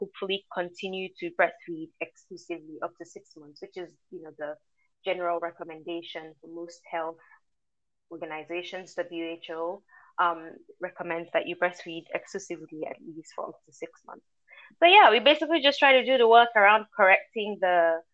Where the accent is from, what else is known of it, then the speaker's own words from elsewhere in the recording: Ilorin, Kwara, Nigeria; moved away as an adult; now in Boston, United States; I was born and raised in Nigeria, specifically Ilorin. So I'm an Ilorin girl through and through